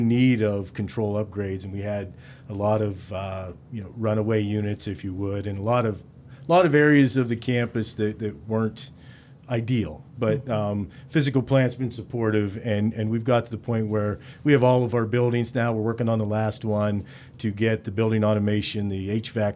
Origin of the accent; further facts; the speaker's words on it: DuBois, Pennsylvania, United States; I'm from Du Bois originally too